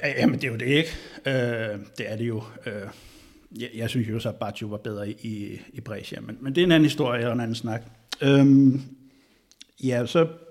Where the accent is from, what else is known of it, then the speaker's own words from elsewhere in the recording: Bornholm, Capital Region of Denmark, Denmark; så kommer jeg jo fra Bornholm